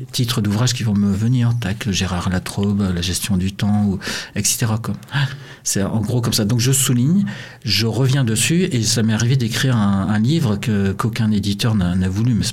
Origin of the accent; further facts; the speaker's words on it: Montreal, Quebec, Canada; born there; au Canada là où je suis né à Montréal